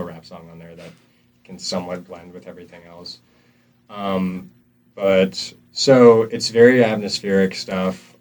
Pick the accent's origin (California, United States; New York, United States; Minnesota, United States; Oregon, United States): New York, United States; upstate; now in North Carolina, United States; I'm from New York, and it used to just be snowy all the time over there, upstate New York